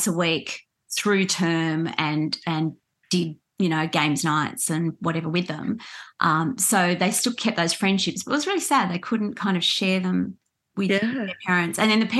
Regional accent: Australia; And I'd say, well, in the context in which you're asking me, I'm Australian.

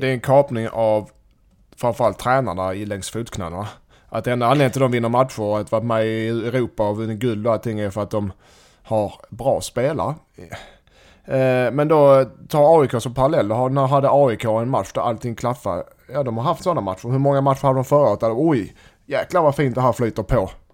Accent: Helsingborg, Skåne, Sweden; Jag som helsingborgare

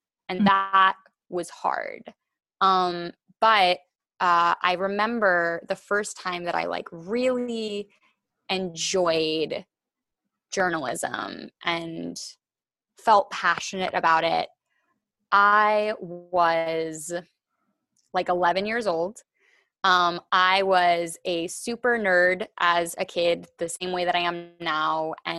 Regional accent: Massachusetts, United States; born there; also born or lived in India / Los Angeles / Washington, D.C.; now in New York, United States; but I was born in Massachusetts and I have lived everywhere from Massachusetts to India to Los Angeles to Washington, D.C. to New York, where I am now.

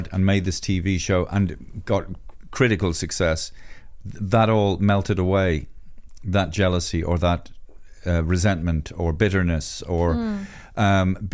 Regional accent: Ireland; being Irish

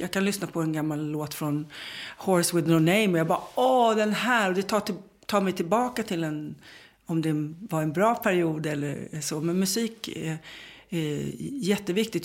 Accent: Sweden; jag är svensk

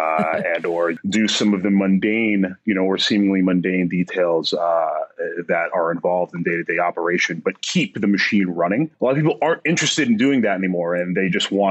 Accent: New York, United States; also born or lived in West Coast; New York has always been home

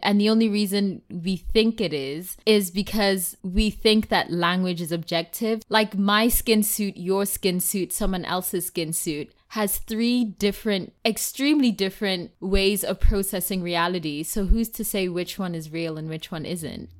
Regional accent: South Africa; first language Tswana; English is a second language; as a South African, And, like, in South Africa, we have eleven different languages

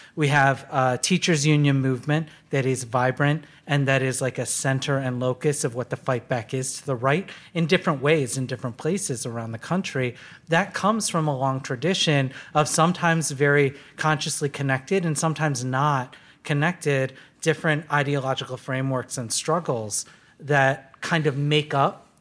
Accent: Detroit, Michigan, United States; I was born in Detroit, and in nineteen eighty, and watched deindustrialization happen, you know, all around me

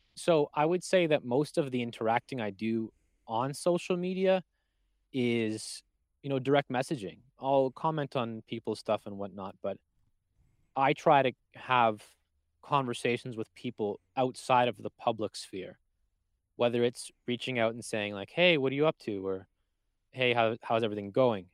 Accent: Canada; I'm Canadian

